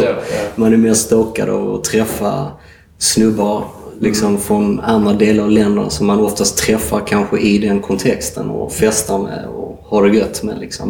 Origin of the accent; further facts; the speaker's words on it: Sweden; som svensk